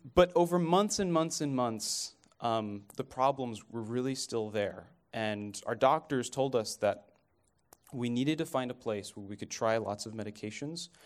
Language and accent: English; Dallas, Texas, United States; moved away as an adult; also born or lived in Kenya; I'm from Dallas